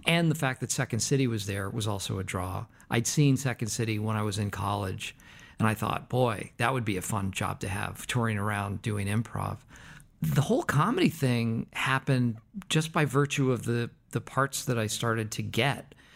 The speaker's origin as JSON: {"language": "English", "town": "Concord", "region": "Massachusetts", "country": "United States", "tie": "born or raised there", "said": "I was born in Concord, Massachusetts."}